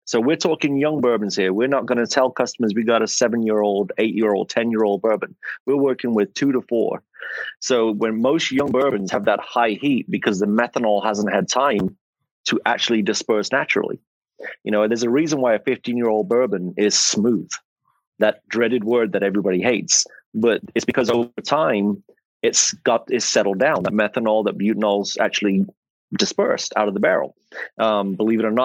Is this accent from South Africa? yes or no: no; England, United Kingdom; accent: English; now in Atlanta, United States; as you can tell from my accent, I am not from America. I'm English